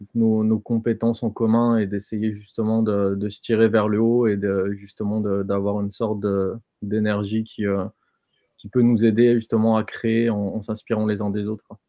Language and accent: French; France